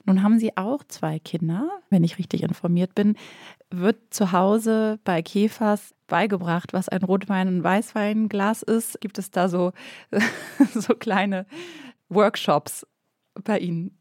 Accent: Northern Germany, Germany; moved away as an adult; also born or lived in Bavaria; Ich komme ursprünglich aus Norddeutschland. Ich bin nach Bayern gezogen fürs Studium

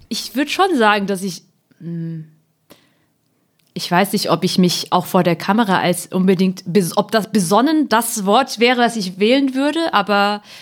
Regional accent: Hemsbach, Baden-Württemberg, Germany; first language German; also born or lived in Heppenheim, Hesse; ich bin halt in Südhessen geboren und in Nordbaden-Württemberg aufgewachsen

